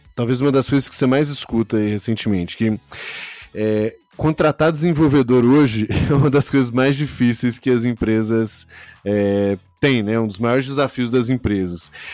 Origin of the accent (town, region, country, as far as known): Brazil